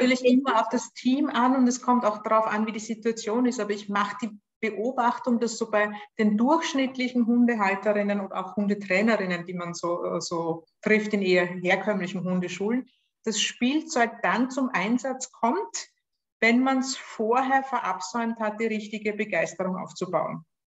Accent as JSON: {"language": "German", "country": "Austria", "accent": "Austrian", "said": "Lebe in Österreich, was fürs Online-Training egal ist, außer dass man es an meinem Akzent vielleicht hört"}